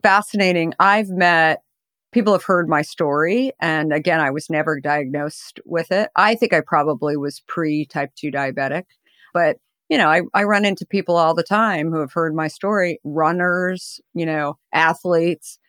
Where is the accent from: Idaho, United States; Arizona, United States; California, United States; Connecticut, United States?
Arizona, United States; I grew up in Arizona